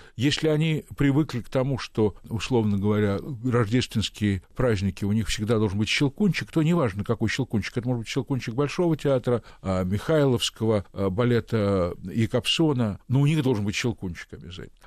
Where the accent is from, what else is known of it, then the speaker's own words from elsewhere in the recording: Kyrgyzstan; moved away; я родом из Киргизии